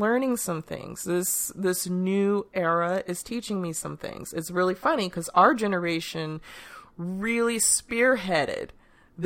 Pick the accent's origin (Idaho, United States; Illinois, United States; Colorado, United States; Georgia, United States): Illinois, United States; Chicago; I remember growing up in Chicago